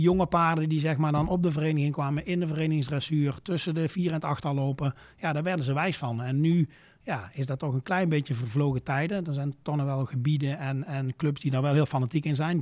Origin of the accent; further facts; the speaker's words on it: Luyksgestel, North Brabant, Netherlands; Ik eh, kom uit het eh, Brabantse plaatsje Luik-Scherstel. Ja. Ligt zeg maar tegen de Belgische grens aan, nog 25 kilometer onder Eindhoven